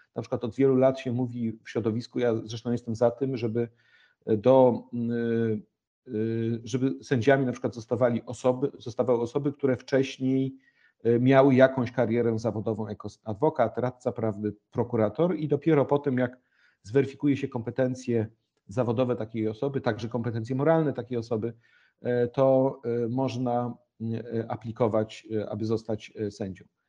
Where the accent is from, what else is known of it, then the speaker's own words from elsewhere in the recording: Gryfice, West Pomeranian Voivodeship, Poland; moved away as an adult; also born or lived in Warsaw; chłopak z małej miejscowości, z której pochodzę, Gryfice w województwie zachodniopomorskim